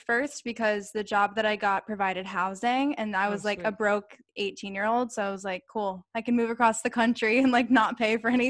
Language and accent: English; Ohio, United States; now in Phoenix, United States; I'm from Ohio.